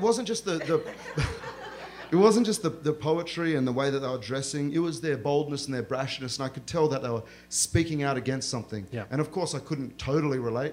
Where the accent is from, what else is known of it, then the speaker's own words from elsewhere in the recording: Australia; accent: Australian; I grew up in a small town similar to the one that I describe in this novel, uh, where there are migrants from all around the world trying to forge a life for themselves in Australia